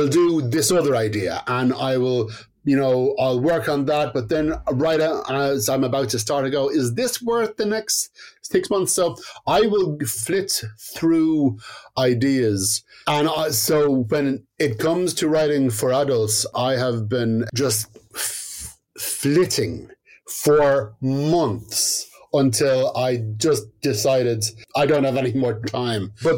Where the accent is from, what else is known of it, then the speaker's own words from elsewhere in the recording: County Dublin, Leinster, Ireland; I was brought up in County Dublin, but on the outskirts